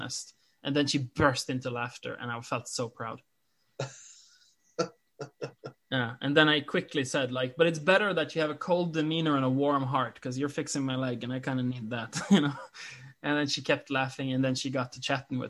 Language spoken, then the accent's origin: English; Norway; English is a second language; I'm Norwegian